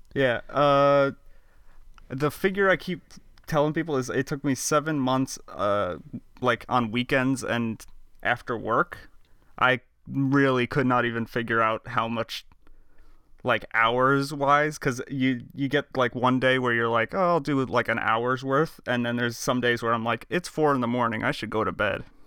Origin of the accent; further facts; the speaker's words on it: Long Island, New York, United States; I'm from Long Island